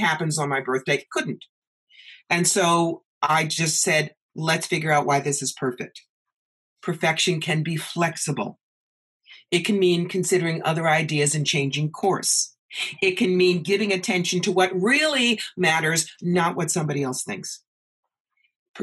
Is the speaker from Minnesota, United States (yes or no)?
no; New York, United States; moved away as an adult; also born or lived in Atlanta; I'm from New York